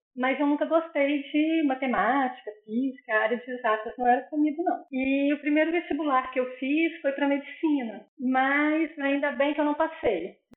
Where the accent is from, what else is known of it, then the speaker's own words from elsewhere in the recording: Conselheiro Lafaiete, Minas Gerais, Brazil; Eu sou do interior de Minas, uma cidade chamada Conselheiro Lafayette